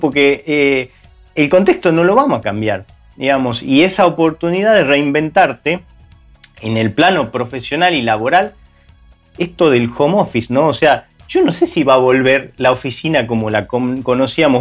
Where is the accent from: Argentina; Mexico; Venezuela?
Argentina; moved away; En países como Argentina, donde nosotros por ahí somos originarios